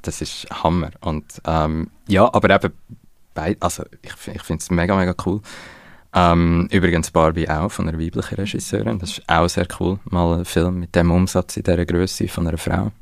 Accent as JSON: {"language": "German", "country": "Switzerland", "said": "wir haben als Schweizer"}